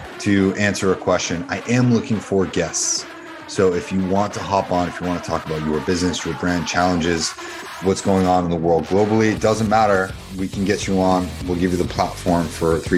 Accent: Dover, New Hampshire, United States; I grew up in Dover, New Hampshire

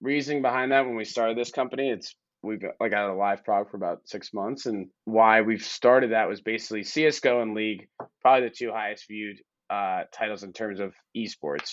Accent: Boston, Massachusetts, United States; moved away; I'm from Boston originally, so I'm a Pats fan.

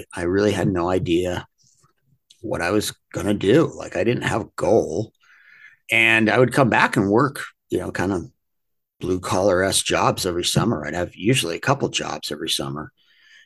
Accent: Portland, Maine, United States; moved away; I grew up in Portland, Maine, a very blue collar area at the time.

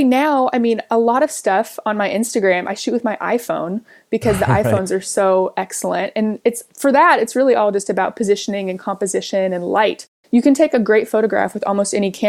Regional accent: Kansas City, Missouri, United States; moved away as an adult; now in California, United States; I grew up in Kansas City. I moved out to California in 2006 to go to school

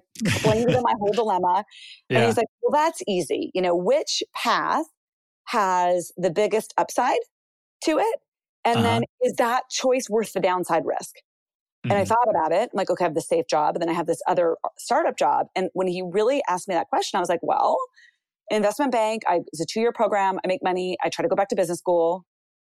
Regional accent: United States; I was born in the United States

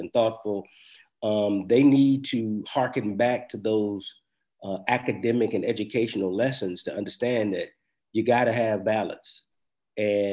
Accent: United States; as an American, as a Black American who's, you know, lived here, grew up here, family's been here for a long time

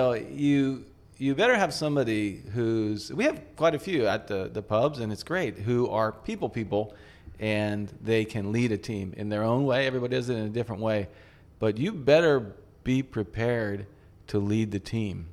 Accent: United States; now in Tokyo, Japan; we're from the States

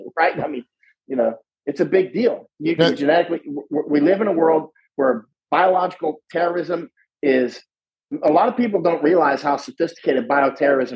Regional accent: Florida, United States; now in Netherlands; I grew up in Florida. So I grew up around groves

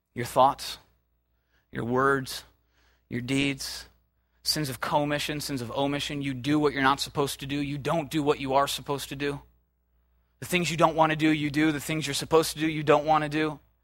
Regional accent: United States; we as American Christians

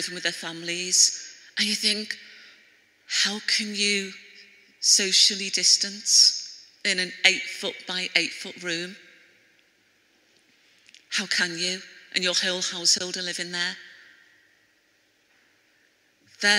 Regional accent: Liverpool, North West England, United Kingdom; accent: Scouse; with a Scouse accent, I was born in Liverpool.

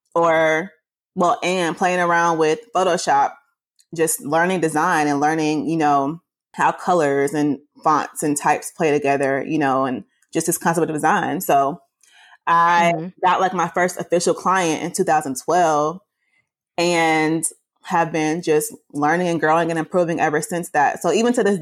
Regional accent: Atlanta, Georgia, United States; I'm from Atlanta, born and raised, been out here my whole life

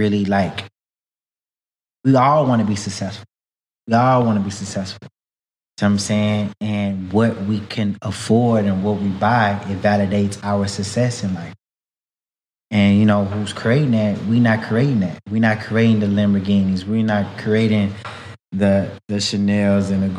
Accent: Houston, Texas, United States; I'm from Houston, from a very historic, community in Houston called Third Ward.

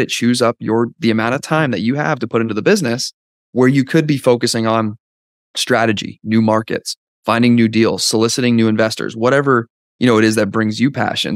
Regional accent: Canada; now in Dallas, United States; I'm from Canada originally, now live in Dallas

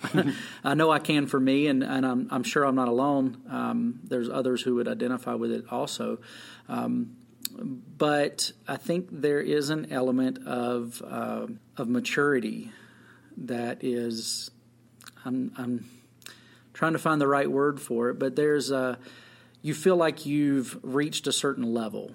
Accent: Jordan, Montana, United States; I'm from Jordan

